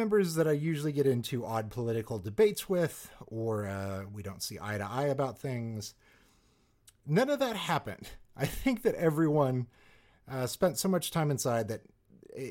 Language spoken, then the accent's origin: English; Salina, Kansas, United States; moved away; my hometown of Salina, Kansas.